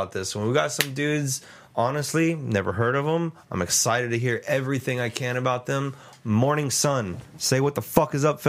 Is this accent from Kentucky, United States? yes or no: no; San Antonio, Texas, United States; I'm born and raised here myself